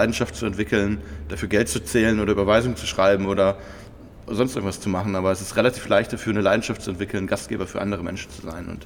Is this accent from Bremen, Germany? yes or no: yes; Bremen, Germany; born there; now in Frankfurt, Germany; Ich bin äh, ja äh, aus Bremen gebürtig, äh, wie so viele Arbeitsmigrant in Frankfurt